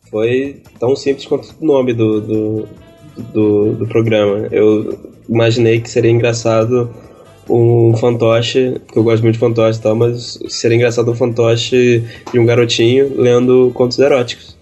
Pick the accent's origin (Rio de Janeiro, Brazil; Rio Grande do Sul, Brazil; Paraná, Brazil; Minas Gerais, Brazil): Rio de Janeiro, Brazil; eu e o Ulisses, a gente é do Rio